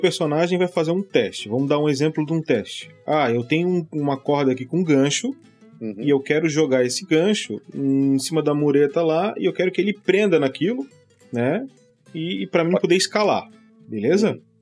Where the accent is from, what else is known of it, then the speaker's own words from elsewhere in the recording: Florianópolis, Santa Catarina, Brazil; O cara é da minha terra, de Florianópolis